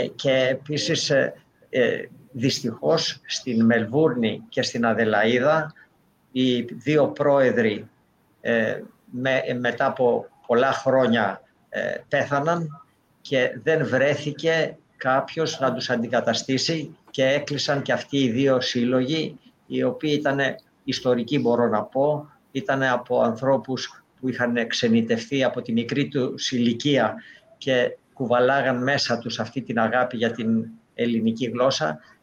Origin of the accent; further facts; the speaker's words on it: Maniot, Peloponnese, Greece; εγώ είμαι μανιάτης